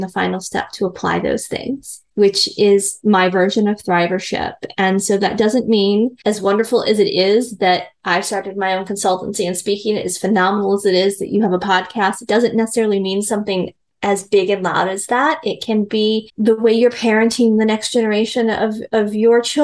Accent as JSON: {"language": "English", "region": "Midwest", "country": "United States", "said": "I'm a girl from the Midwest. I was very much raised in kind of a patriarchal"}